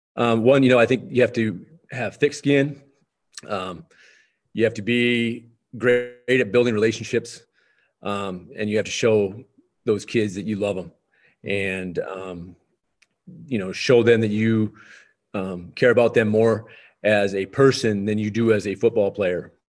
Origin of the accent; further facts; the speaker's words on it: Lisbon, North Dakota, United States; also born or lived in Valley City, North Dakota; now in Towner, United States; I grew up in Lisbon, North Dakota, and, uh, and graduated from there in nineteen ninety-two